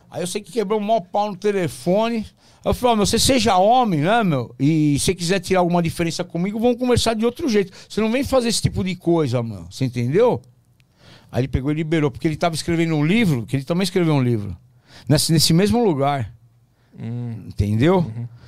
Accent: Porto Alegre, Rio Grande do Sul, Brazil; Ah, da minha terra.

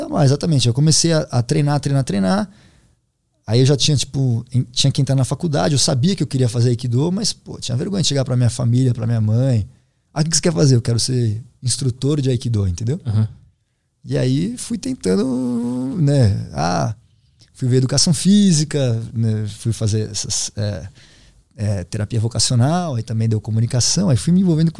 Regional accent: Brazil

